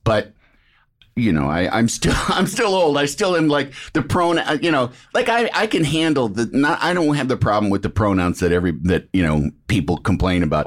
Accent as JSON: {"language": "English", "region": "Illinois", "country": "United States", "said": "I'm from Illinois"}